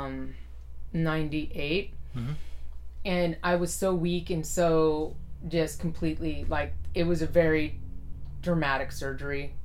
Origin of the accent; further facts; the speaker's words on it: Fremont, California, United States; also born or lived in San Leandro; I grew up in Fremont. I was born in San Leandro, but grew up in Fremont, Niles area